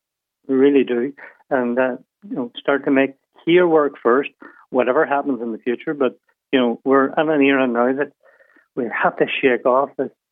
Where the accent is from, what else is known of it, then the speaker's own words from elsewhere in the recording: Derry, Northern Ireland, United Kingdom; I'm from Derry